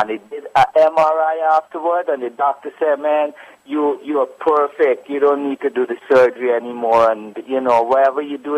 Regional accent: Guyana; I'm from Guyana, right?

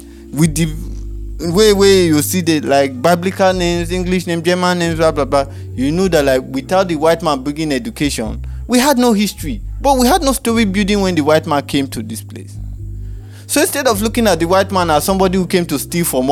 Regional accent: Nigeria; I'm from Nigeria

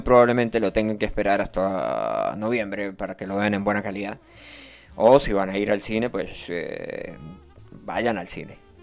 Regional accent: Santa Bárbara, Venezuela; moved away; ya yo no soy de Santa Bárbara

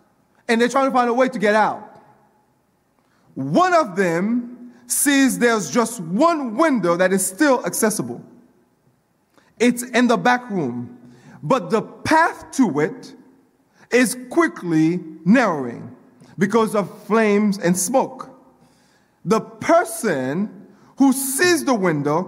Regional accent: Coral Springs, Florida, United States; I grew up in Coral Springs

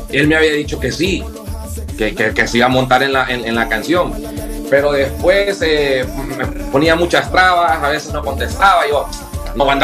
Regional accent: Honduras; ya como catrachos

